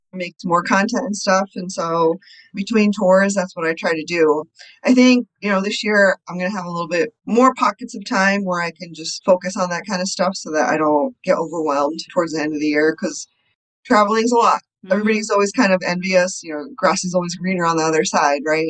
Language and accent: English; Connecticut, United States; moved away as an adult; also born or lived in India; now in Chicago, United States; I grew up in the States. I was born in India. And then when I was three, we moved to Connecticut. So I was there from the time I was three to probably 24